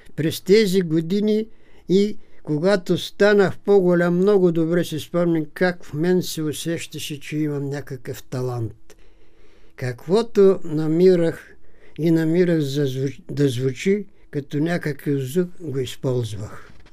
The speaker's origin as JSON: {"language": "Bulgarian", "town": "Knizhovnik", "region": "Haskovo Province", "country": "Bulgaria", "tie": "born or raised there", "also_born_or_lived": "Strazhets (Chukurite), Ivaylovgrad area", "moved": "as an adult", "lives_now": "Sofia, Bulgaria", "said": "Нашите са се изселили от това село и са се заселили в голямото село на големия футболист Петър Жеков, село Книжовник."}